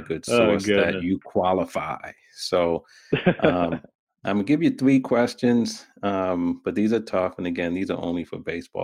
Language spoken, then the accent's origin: English; New York, United States; I'm from New York